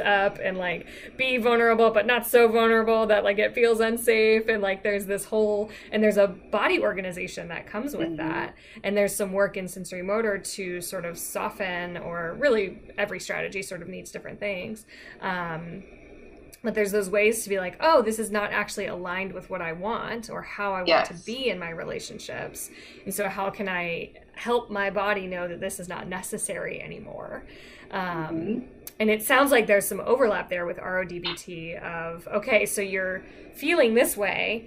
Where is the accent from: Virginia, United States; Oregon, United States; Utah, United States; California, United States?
Virginia, United States; I'm from Virginia